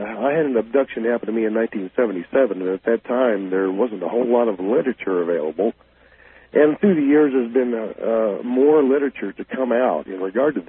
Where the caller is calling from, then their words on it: Kansas City, Missouri, United States; I am calling from Kansas City.